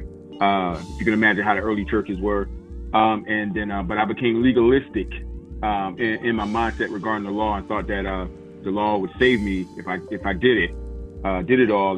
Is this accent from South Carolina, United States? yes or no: yes; South Carolina, United States; I'm originally from South Carolina